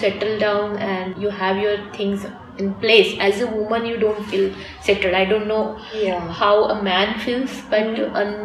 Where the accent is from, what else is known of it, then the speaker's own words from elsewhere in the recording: Mumbai, Maharashtra, India; moved away as an adult; also born or lived in Moscow, Russia / Jakarta, Indonesia / New York, United States; now in Frankfurt, Germany; I grew up completely in Mumbai